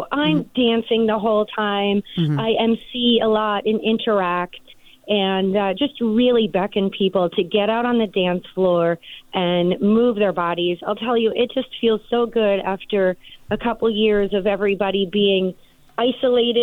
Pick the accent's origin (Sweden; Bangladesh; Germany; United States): United States; New Jersey; also born or lived in Venice, California / Los Angeles; now in Coachella Valley, United States; I'm from New Jersey. I'm a Jersey girl